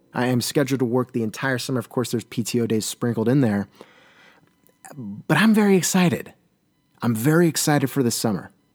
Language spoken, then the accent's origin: English; Southern California, United States; now in Portland, United States; I hail from Southern California